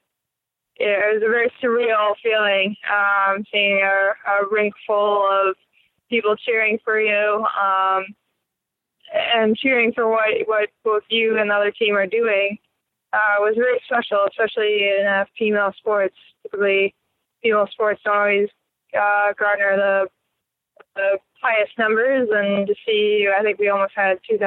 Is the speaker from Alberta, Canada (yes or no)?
no; Burlington, Ontario, Canada; moved away as an adult; also born or lived in Schenectady, New York; now in United States; I grew up in Burlington, Ontario.